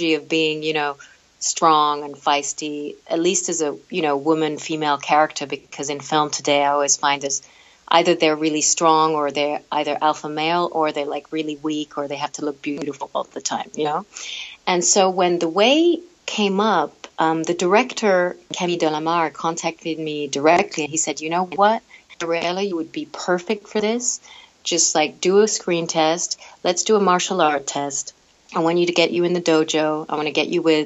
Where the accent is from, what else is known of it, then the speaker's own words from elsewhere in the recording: London, United Kingdom; I'm from London. I was born in London.